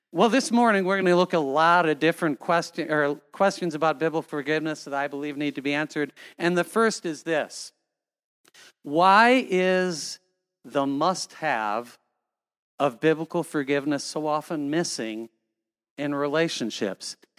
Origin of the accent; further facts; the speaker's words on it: Cedar Falls, Iowa, United States; when I was growing up in Cedar Falls, Iowa, we had six children